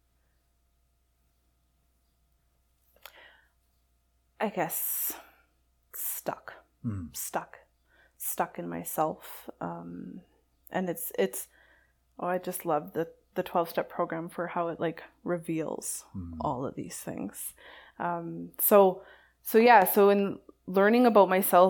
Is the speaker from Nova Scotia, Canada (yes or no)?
no; Saskatoon, Saskatchewan, Canada; moved away; So I'm from Saskatoon originally